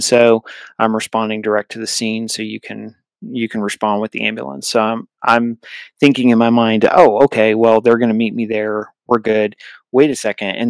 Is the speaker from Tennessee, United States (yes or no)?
no; New Hampshire, United States; I grew up in New Hampshire, and New England